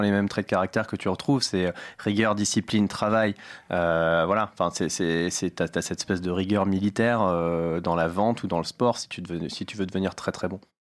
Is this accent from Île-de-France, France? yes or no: yes; Paris, Île-de-France, France; also born or lived in United States; J'ai grandi à Paris dans le 13e, dans le quartier chinois